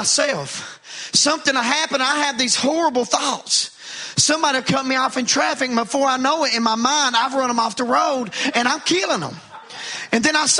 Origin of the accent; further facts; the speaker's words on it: United States; I grew up in Wallens Creek